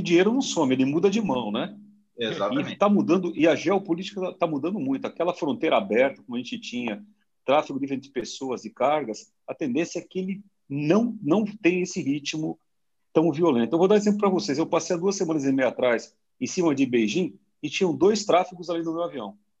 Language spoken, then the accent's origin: Portuguese; Brazil; eu sou brasileiro